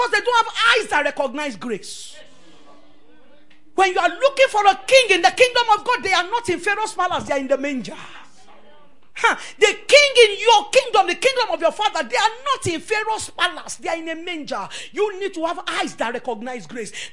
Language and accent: English; Lagos, Nigeria; moved away as an adult; also born or lived in Maraba; I was raised up in Ikoyi.